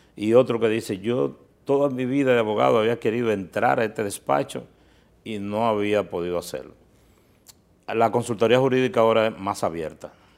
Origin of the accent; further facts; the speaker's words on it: Miches, El Seibo, Dominican Republic; nosotros eh, somos originarios de Miches